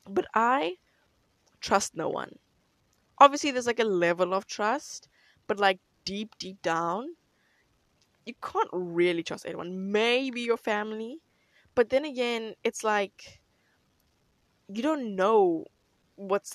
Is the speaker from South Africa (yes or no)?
yes; South Africa